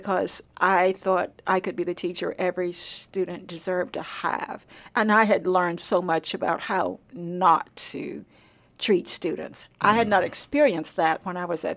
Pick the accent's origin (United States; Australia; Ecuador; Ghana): United States; Nevada County, Arkansas; I grew up in Nevada County. So if you get to Prescott or Hope down that far, you are in the county where I grew up.